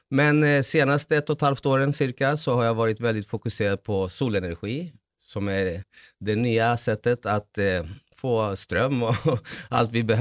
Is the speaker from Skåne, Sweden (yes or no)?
no; Salem, Stockholm County, Sweden; also born or lived in Chile; Eh, jag är född i Chile men har bott 43 år, eh, ganska exakt, i Sverige. Och eh, för, ja, uppvuxen mm. i Salem.